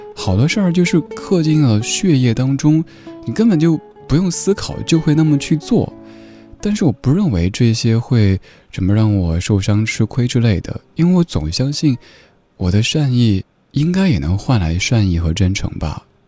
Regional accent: Chengdu, Sichuan, China; 我家乡成都

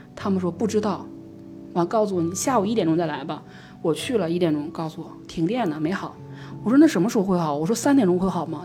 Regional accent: Northeast China, China; 我们东北

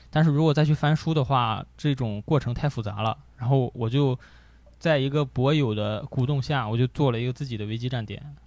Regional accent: Gaomi, Shandong, China; 潍坊， 潍坊高米

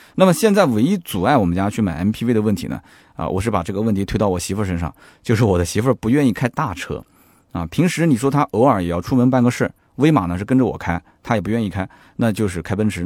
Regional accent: Nanjing, Jiangsu, China; 我们南京这边呢，还是讲究这个，这个小日子过着舒服就行了

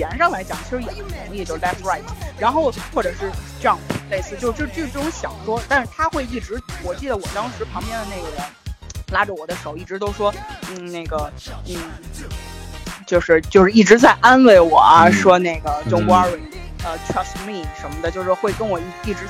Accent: China; 因为我我发现就是说我们那个团队里面的包括。呃，像日本人什么的，其实跟我们中国人是很像的。

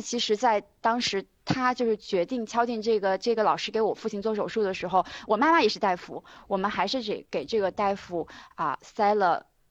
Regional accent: Qingdao, Shandong, China; moved away; also born or lived in Beijing; 我家是青岛的

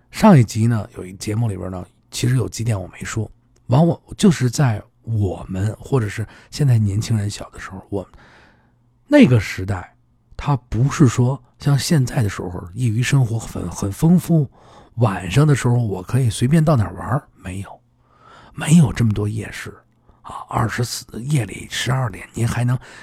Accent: Beijing, China; 我的家乡宣武

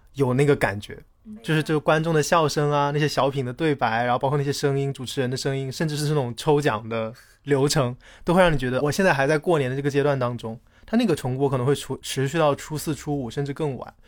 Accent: Hunan, China; moved away as an adult; also born or lived in Changsha; now in Guangzhou, China; 因为我是湖南人嘛，以前我在长沙工作的时候，可能回家非常方便

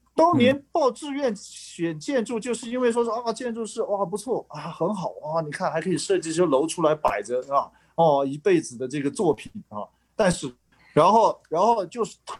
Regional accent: Kunming, Yunnan, China; moved away; 我在昆明，因为我家是昆明的

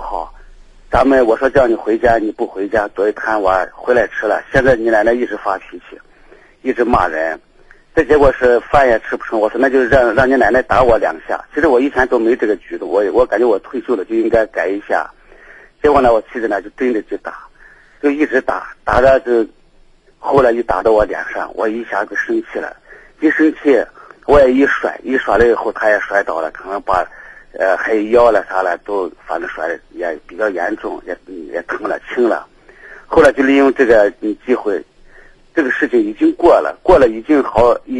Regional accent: Shaanxi, China; 我就睡到回到我们陕西老家，这我先陕西老家我就回来了

